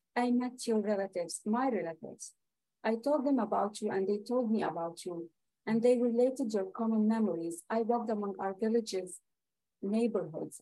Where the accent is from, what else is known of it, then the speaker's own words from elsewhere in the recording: Lebanon; moved away; i'm a palestinian refugee in lebanon